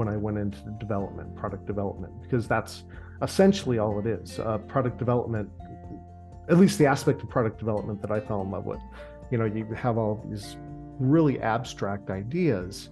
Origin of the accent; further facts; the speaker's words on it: Los Angeles, California, United States; also born or lived in New Mexico; I was born and raised in Los Angeles